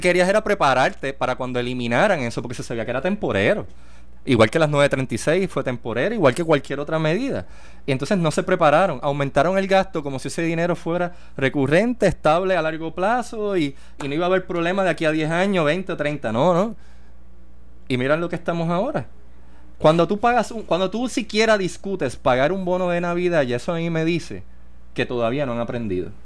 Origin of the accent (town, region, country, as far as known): Puerto Rico